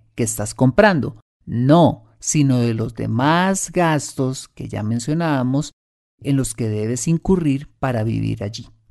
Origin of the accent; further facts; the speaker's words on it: Colombia; como latinos y más precisamente como colombianos